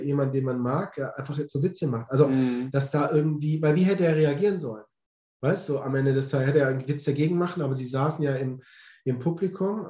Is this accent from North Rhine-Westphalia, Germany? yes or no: no; Swabia, Baden-Württemberg, Germany; now in Hamburg, Germany; ich komme mal aus Süddeutschland, aus dem Schwabeländle